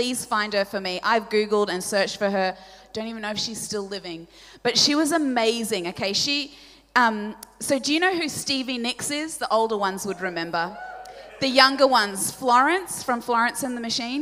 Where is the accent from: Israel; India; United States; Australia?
Australia; first language Polish; English is a second language; I'm the daughter of two Polish immigrants, and they moved here from Poland just before I was born. They didn't speak any English, and so my first language was Polish.